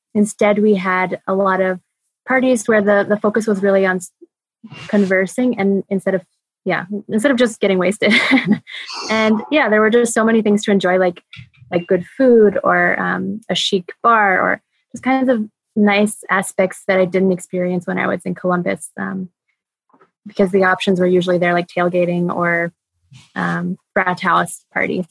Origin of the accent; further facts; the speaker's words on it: United States; moved away as an adult; also born or lived in Germany; as an American